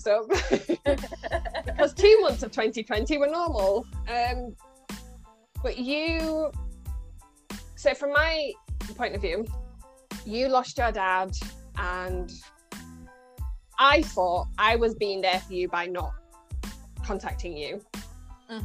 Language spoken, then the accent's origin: English; Scunthorpe, Yorkshire and the Humber, United Kingdom; moved away as an adult; now in Birmingham, United Kingdom; you bring me back to good old Scunny. My accent will get stronger the more I talk